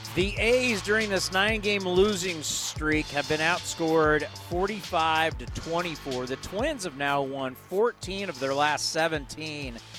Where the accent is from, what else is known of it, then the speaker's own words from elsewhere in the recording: California, United States; But I grew up in California. I've been in California my whole life.